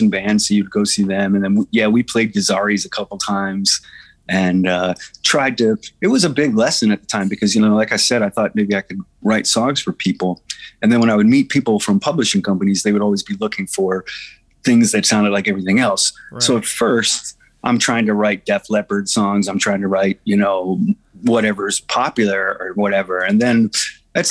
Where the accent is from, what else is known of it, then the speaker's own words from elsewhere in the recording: Delaware, United States; moved away as an adult; now in California, United States; I was born and raised in Delaware